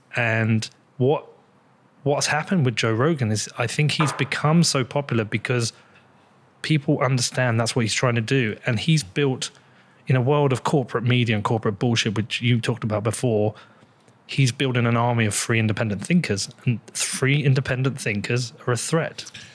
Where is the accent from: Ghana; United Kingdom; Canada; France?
United Kingdom; I'm British, European